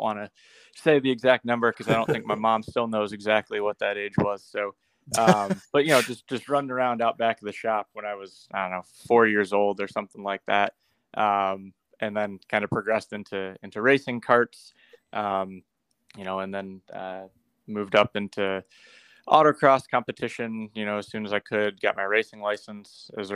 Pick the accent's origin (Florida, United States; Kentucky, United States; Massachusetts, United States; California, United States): Florida, United States; Tampa; also born or lived in Detroit, Michigan; moved back to where I grew up